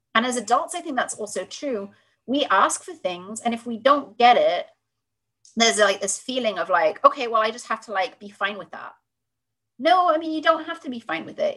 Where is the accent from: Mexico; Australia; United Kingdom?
United Kingdom; accent: British; now in United States; I'm clearly British from from my accent